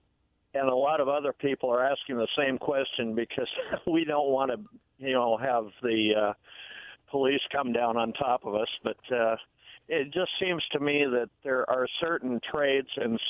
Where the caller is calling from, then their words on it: Benton City, Washington, United States; Hi, this is … from Benton City.